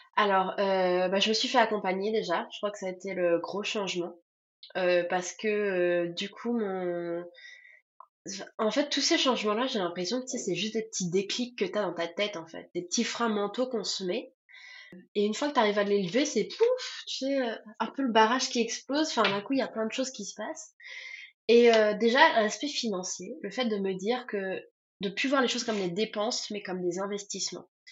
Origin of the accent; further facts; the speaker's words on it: Tours, Centre-Val de Loire, France; moved away as an adult; also born or lived in Grenoble / Paris / Turkey; now in Cologne, Germany; je viens de Tours